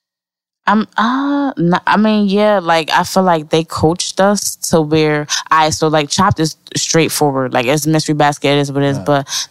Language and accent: English; Bridgeport, Connecticut, United States; I'm from Bridgeport, Connecticut.